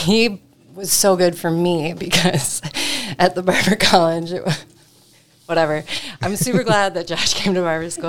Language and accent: English; Detroit Lakes, Minnesota, United States; also born or lived in Moorhead, Minnesota; So I was born and raised in Detroit Lakes, and then I moved to Moorhead right after that. And I was in Moorhead for 13 years